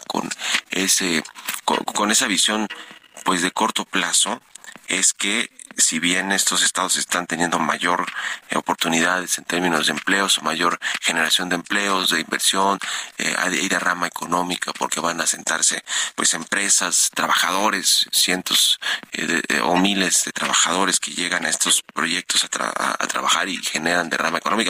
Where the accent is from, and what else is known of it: Mexico